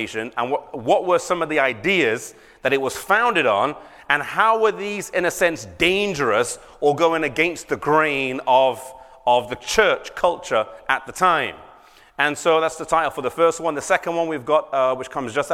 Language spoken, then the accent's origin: English; England, United Kingdom; I come from England.